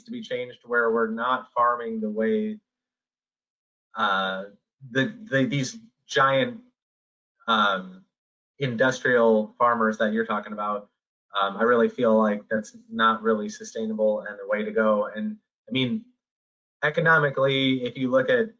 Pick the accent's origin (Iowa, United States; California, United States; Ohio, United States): Iowa, United States; moved away; I grew up in Iowa